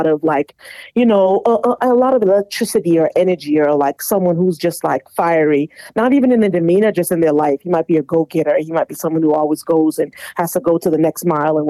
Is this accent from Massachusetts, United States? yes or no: yes; Boston, Massachusetts, United States; I'm from Boston, Mass, youngest of five.